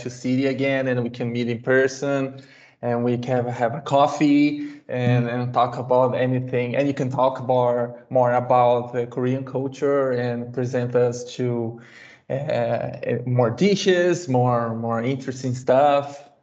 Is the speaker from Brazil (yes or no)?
yes; Brazil; first language Portuguese; English is a second language; I am from Brazil